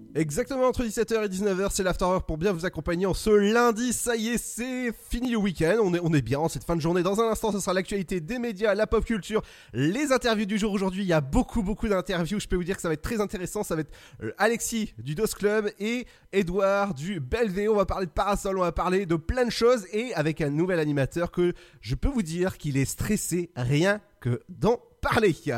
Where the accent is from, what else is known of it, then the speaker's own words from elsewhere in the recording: Brittany, France; je suis breton